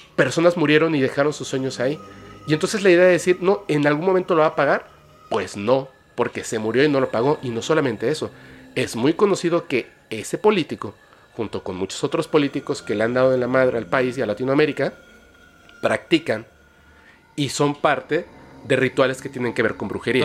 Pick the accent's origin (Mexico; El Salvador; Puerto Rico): Mexico; yo como mexicano